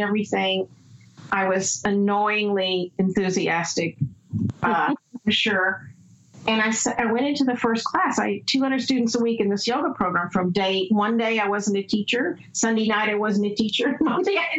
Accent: the South, United States; I grew up in the South

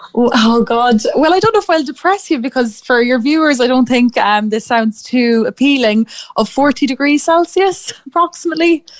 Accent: Athlone, Leinster, Ireland; moved away as an adult; also born or lived in Edinburgh; I'm from Athlone myself

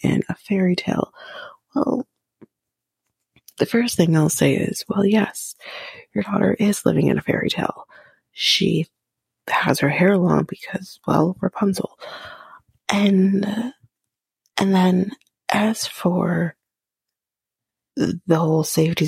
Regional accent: near Toronto, Ontario, Canada; we're from Ontario, near Toronto. We don't live in Toronto, but we're near Toronto

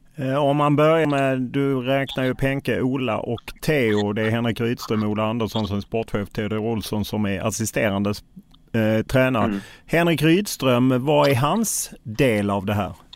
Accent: Lund, Skåne, Sweden; Jag är själv från Lund

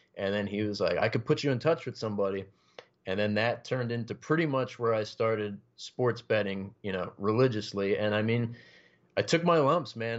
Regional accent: Passaic County, New Jersey, United States; I've been uh, born and raised in New Jersey, uh, you know, North Jersey, Passaic County, lived here my whole life

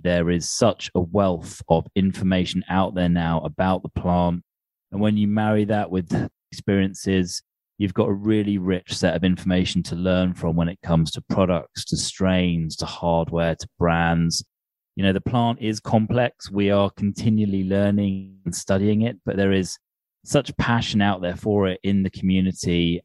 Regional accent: United Kingdom; a British boy growing up on the other side of the Atlantic

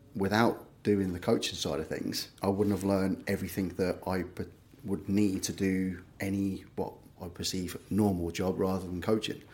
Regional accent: Liverpool, North West England, United Kingdom; moved away as an adult; also born or lived in London / Greece; now in Norfolk, United Kingdom; I was born and bred Liverpool so I was about 18, and then moved down to London when I was 18, 19 for a job

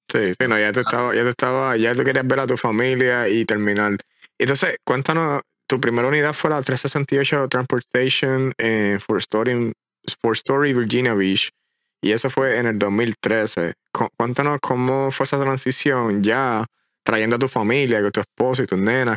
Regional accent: Puerto Rico; moved away as an adult; Llevaba 27, 28 años de mi vida completa en una, encajona una isla

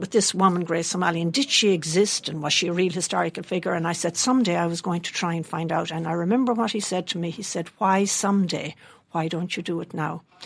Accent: Mayo, Connacht, Ireland; moved away as an adult; also born or lived in Dublin; most West of Ireland people ended up in Dublin

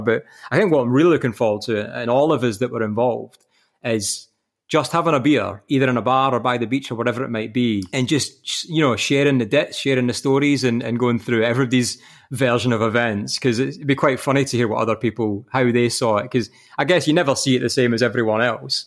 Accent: Kilmarnock, Scotland, United Kingdom; moved away as an adult; now in Kirkcaldy, United Kingdom; I'm from Kilmarnock, like the, the choices are knife crime and Buckfast

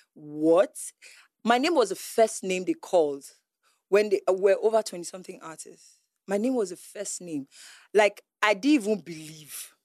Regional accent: Onitsha, Nigeria; also born or lived in Enugu; I was this girl from Onitsha, Enugu

